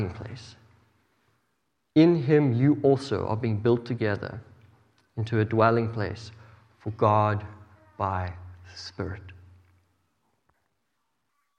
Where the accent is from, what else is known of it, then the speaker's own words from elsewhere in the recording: South Africa; moved away; I grew up in South Africa